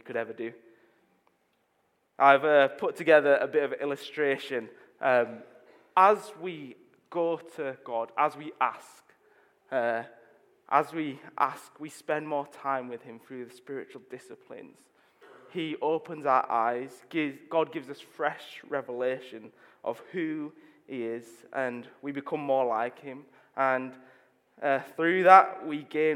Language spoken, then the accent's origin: English; Leeds, Yorkshire and the Humber, United Kingdom; I'm from Leeds. I grew up in Chapel Town.